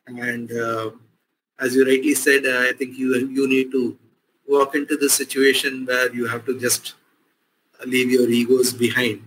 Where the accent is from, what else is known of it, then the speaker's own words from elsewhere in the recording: Chennai, Tamil Nadu, India; moved away; in this place, uh, since I grew up